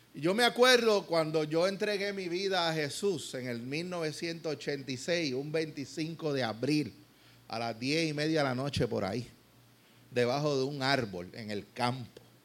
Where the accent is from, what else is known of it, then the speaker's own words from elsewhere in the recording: Puerto Rico; como nos gusta a veces lo, que nos digan las cosas aquí en Puerto Rico